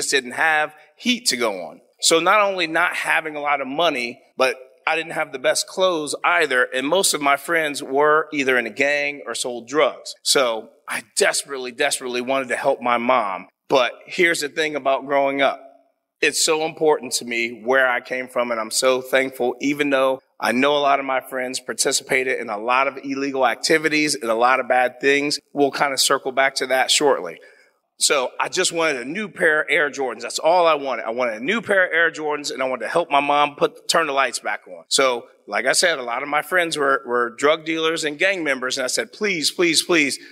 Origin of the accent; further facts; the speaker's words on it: Columbus, Ohio, United States; I'm a proud, born and raised Columbus native, Southside